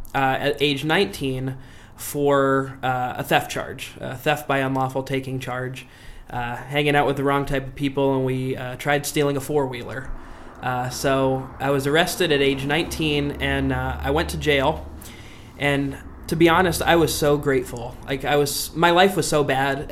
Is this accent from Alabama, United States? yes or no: no; Wilkes-Barre, Pennsylvania, United States; now in Franklin County, United States; I'm from Luzerne County, which is about 3 hours north, born and raised in Wilkes-Barre